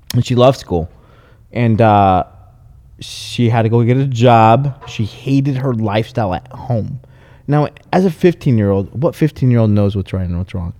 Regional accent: Los Angeles, California, United States; I was born from East Los L A County Hospital

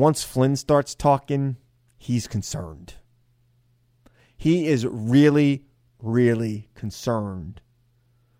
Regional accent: Centereach, New York, United States; I'm a kid from Center Reach.

